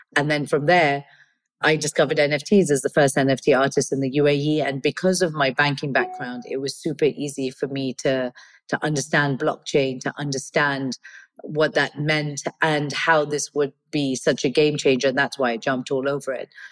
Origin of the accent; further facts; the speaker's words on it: Kenya; moved away; also born or lived in United Kingdom; I was born and brought up in Kenya. I'm of Indian origin. I'm British